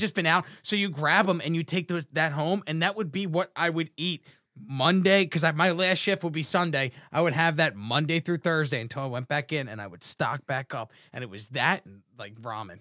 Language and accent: English; Atlantic City, New Jersey, United States; I grew up in Jersey